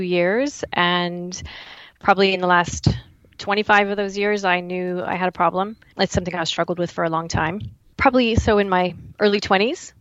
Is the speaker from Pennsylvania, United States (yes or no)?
no; Dallas, Texas, United States; moved away as an adult; now in Waterloo, Canada; I am originally from Dallas, Texas, but I've been in Canada for the last 19 years